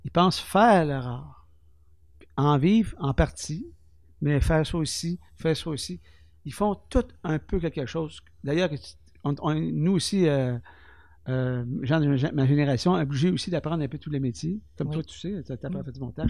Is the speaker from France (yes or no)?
no; Témiscamingue, Quebec, Canada; je suis né au Témiscamingue. Je suis né à l'hôpital ville côté ici